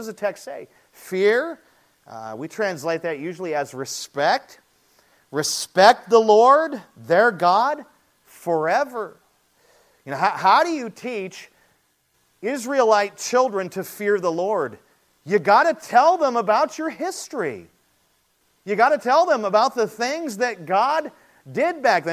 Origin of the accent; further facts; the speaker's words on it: United States; We're Americans. We're American evangelicals